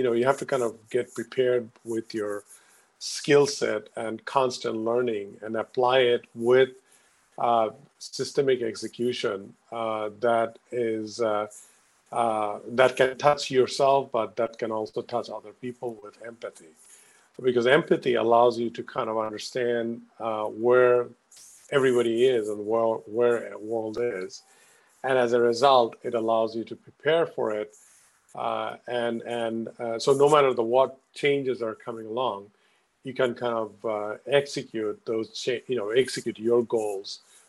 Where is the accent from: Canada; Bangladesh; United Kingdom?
Bangladesh; now in Stamford, United States; I'm originally from Bangladesh